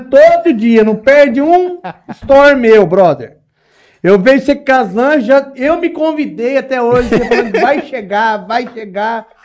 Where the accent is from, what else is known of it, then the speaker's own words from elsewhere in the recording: Urânia, São Paulo, Brazil; also born or lived in Guinjala; Então, eu sou, sou da Urânia, nasci na, nasci Guinjala, né, mas sou crescido e, ali na, nas Urânia, né